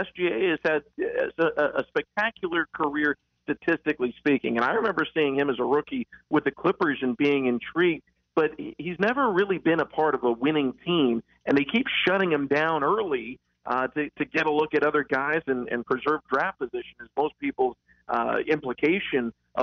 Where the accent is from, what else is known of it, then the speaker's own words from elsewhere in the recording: West Coast, United States; now in Charlotte, United States; I grew up on the West Coast